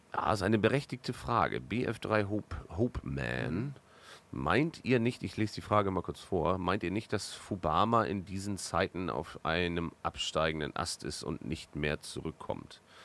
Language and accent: German; Northern Germany, Germany; als Norddeutscher